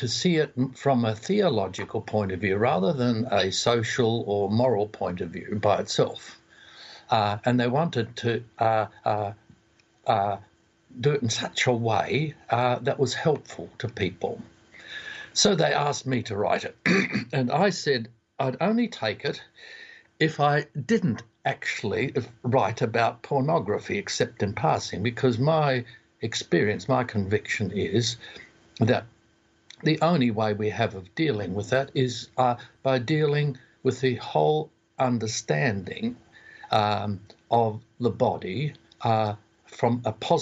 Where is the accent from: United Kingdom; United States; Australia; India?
Australia; accent: Aussie; my Aussie lingo